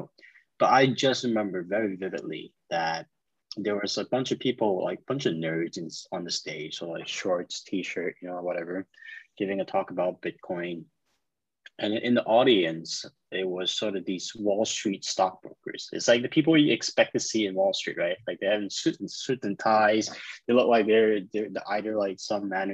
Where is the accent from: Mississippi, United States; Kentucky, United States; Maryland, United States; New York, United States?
New York, United States; also born or lived in China; I was born in China, but I immigrated to New York when I was 10